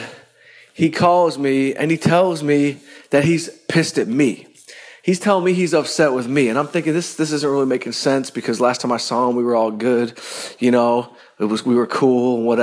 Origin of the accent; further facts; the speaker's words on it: Detroit, Michigan, United States; I'm from Detroit